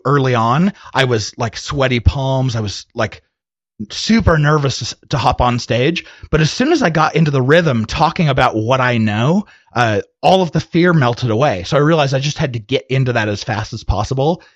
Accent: Arizona, United States; moved away as an adult; now in Utah, United States; I'm originally from Arizona, but when I left Arizona, I went to go serve a mission for my church and then went to college afterwards

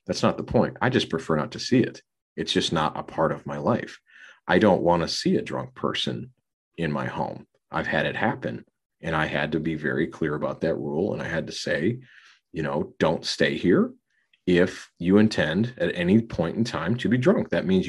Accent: Minneapolis, Minnesota, United States; my hometown

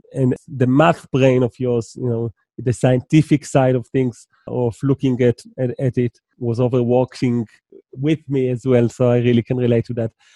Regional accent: Israel; I'm from Israel

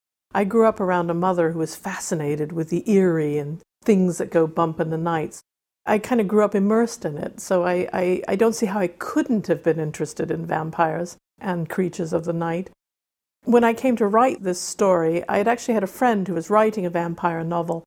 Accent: Wales, United Kingdom; also born or lived in Arizona, United States; I grew up in Wales on the island of Anglesey, and I grew up in Arizona out in the desert with all the saguaro cactus and the coyotes

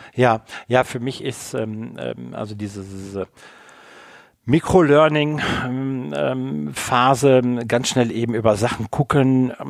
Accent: Rhineland, Germany; ich komme ja aus dem Rheinland

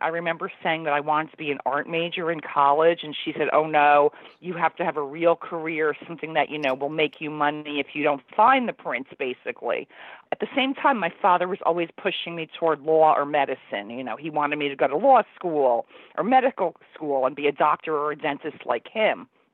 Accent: Union, New Jersey, United States; now in New York City, United States; I grew up in Union, New Jersey, which is about 15 minutes from New York City

